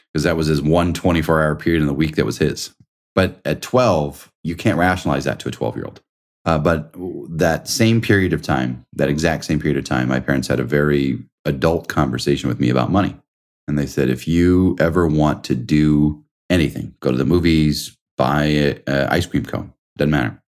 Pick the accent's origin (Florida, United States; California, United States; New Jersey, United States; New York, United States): New York, United States; moved away as an adult; also born or lived in Indiana; I'm from New York